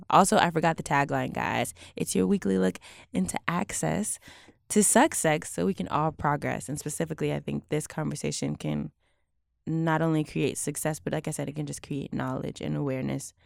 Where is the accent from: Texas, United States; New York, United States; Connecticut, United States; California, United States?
Texas, United States; Houston; I'm from Houston